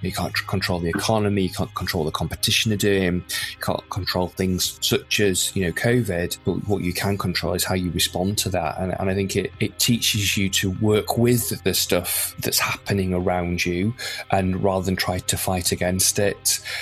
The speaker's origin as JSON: {"language": "English", "town": "Windermere", "region": "North West England", "country": "United Kingdom", "tie": "born or raised there", "also_born_or_lived": "Lancaster", "moved": "yes", "lives_now": "North Wales, United Kingdom", "said": "originally from Lancaster in the north in northwest of England, and but spent most of my sort of childhood and early years growing up in Windermere in the Lake District."}